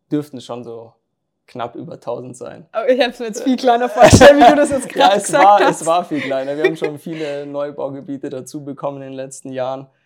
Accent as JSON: {"language": "German", "region": "Bavaria", "country": "Germany", "tie": "born or raised there", "said": "Ja, also das mit Kolbach, also da habe ich angefangen, Fußball zu spielen, erster FC Kolbach. Ähm, ist halt, ja, bei mir im Dorf"}